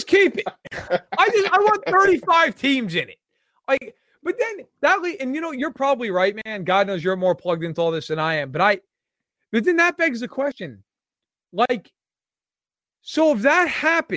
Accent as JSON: {"language": "English", "region": "New York", "country": "United States", "tie": "born or raised there", "said": "Growing up in New York"}